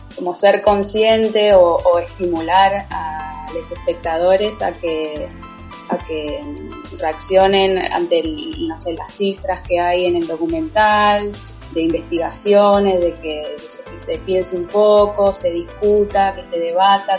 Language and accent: Spanish; Argentina; yo soy argentina, estoy en Buenos Aires.